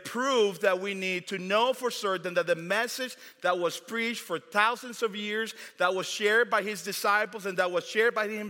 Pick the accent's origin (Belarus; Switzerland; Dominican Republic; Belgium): Dominican Republic; now in United States; Growing up in the Dominican Republic